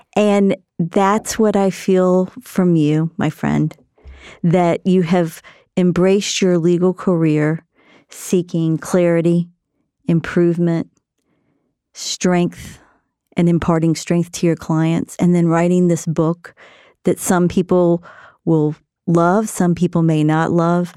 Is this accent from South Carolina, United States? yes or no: yes; South Carolina, United States; I grew up in South Carolina